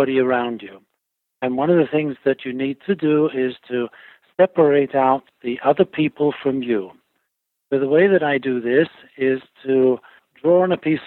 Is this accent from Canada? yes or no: no; England, United Kingdom; moved away as an adult; also born or lived in Italy / Switzerland / California; now in Virginia, United States; I was born in England, and then for my work, I moved to Italy